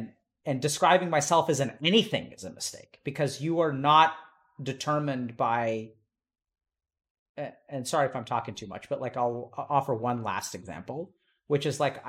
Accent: India; or that I'm a doctor, or that I'm Indian, or that I'm a male

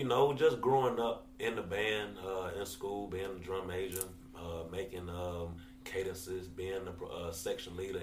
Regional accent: Atlanta, Georgia, United States; I'm from Atlanta.

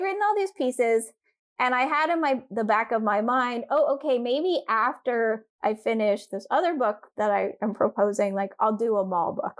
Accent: Durham, North Carolina, United States; I grew up in Durham, North Carolina

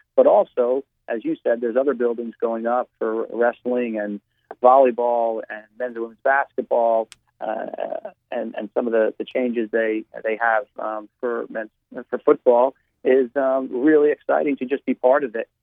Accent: New Jersey, United States; moved away as an adult; I'm from New Jersey because I feel that that's, um, you know, where I spent my first 22, 23 years of my life

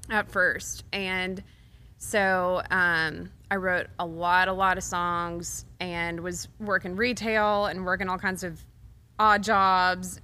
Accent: Waco, Texas, United States; moved away as an adult; now in Nashville, United States; Baylor is in my hometown.

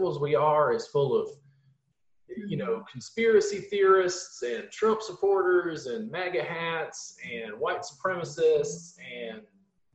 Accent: Louisiana, United States; I'm from Louisiana

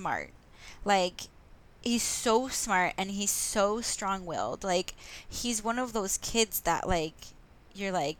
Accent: West Orange, New Jersey, United States; I'm from New Jersey, because they shot a lot of it in South Orange, and I'm from West Orange

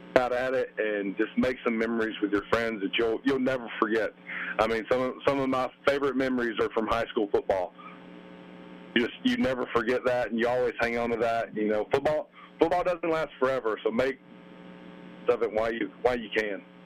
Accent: Roanoke, Alabama, United States; growing up in Alabama

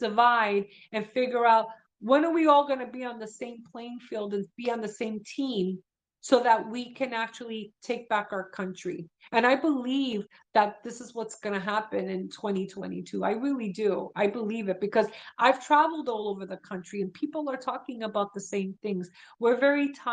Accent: New York City, New York, United States; I grew up in Brooklyn

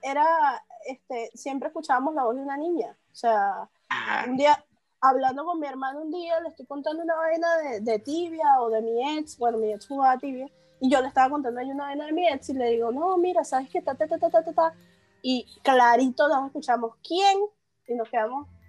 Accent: Caracas, Capital District, Venezuela; moved away; also born or lived in Amuay, Falcón, Venezuela; Yo vivía en un pueblito que se llama Amuay. Yo soy de Caracas, pero me mudé a Amuay.

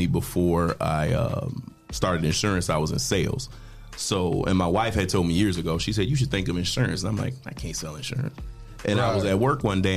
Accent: Toledo, Ohio, United States; born and raised in Toledo, Ohio.

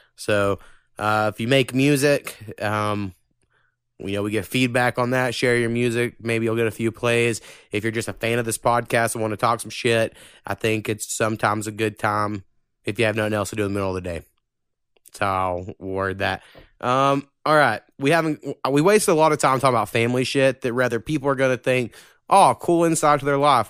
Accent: Oklahoma, United States; we're from Oklahoma

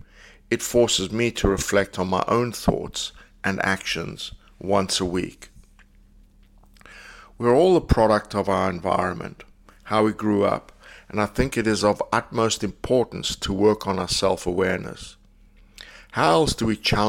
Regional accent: South Africa; I grew up in South Africa

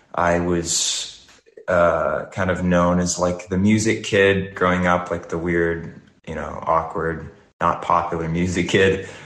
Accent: Nashville, Tennessee, United States; now in Los Angeles, United States; I grew up in Nashville

